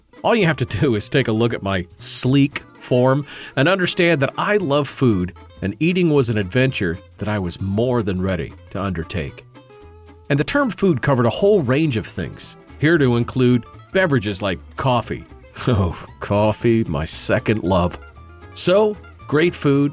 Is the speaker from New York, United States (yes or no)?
no; Fairbanks, Alaska, United States; moved away; heading back to my hometown of Fairbanks in the interior of Alaska